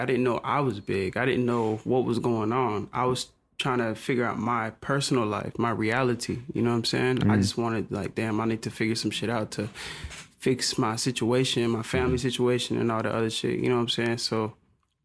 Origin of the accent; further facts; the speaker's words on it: Conyers, Georgia, United States; I'm coming from Conyers, Rockdale, you know what I'm saying? Mm. Like, I don't, like, when you coming from there, it's just like, damn, like, you go to Atlanta, it's like, oh, shit.